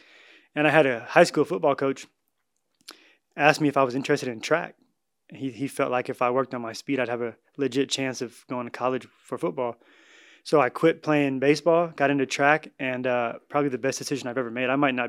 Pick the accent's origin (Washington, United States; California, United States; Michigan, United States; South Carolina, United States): Washington, United States; Seattle; moved away as an adult; also born or lived in Idaho; now in Edmonton, Canada; Born and raised in Seattle, Washington, yep.